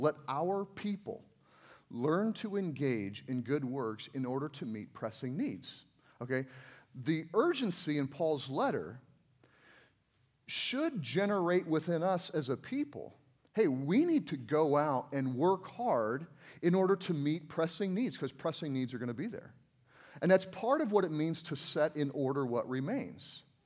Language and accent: English; United States; I'm from America